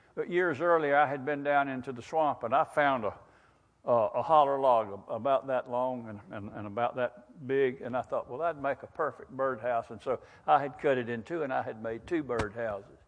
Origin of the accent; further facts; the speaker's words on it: Wakulla County, Florida, United States; I've lived in Wakulla County all my life